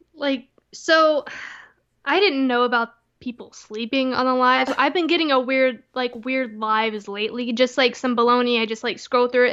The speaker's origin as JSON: {"language": "English", "region": "Texas", "country": "United States", "moved": "yes", "said": "Texas always has a special place in my heart. I'm always a Texan"}